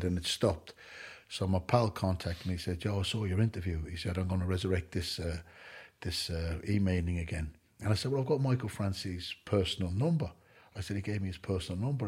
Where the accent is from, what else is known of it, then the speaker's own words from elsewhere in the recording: Ireland; I'm an Irishman that doesn't drink alcohol.